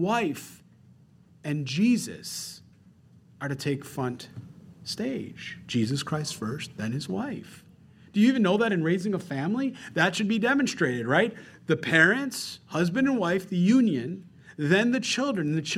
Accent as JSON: {"language": "English", "town": "Rochester", "region": "New York", "country": "United States", "moved": "yes", "said": "I'm from Rochester, New York, the land of ice and snow"}